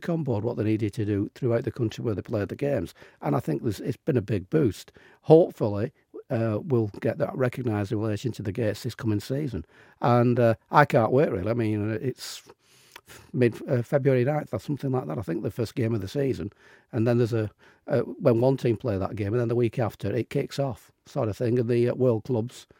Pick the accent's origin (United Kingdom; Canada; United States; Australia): United Kingdom; England; me as an Englishman